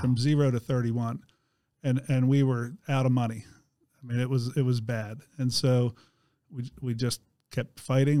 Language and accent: English; East Coast, United States; moved away as an adult; also born or lived in Pennsylvania; now in Indiana, United States; I grew up on the East Coast